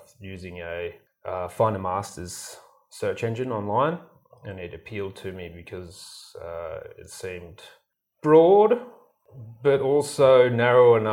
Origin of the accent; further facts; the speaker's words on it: near Brisbane, Queensland, Australia; I'm from Australia, to be precise, close to Brisbane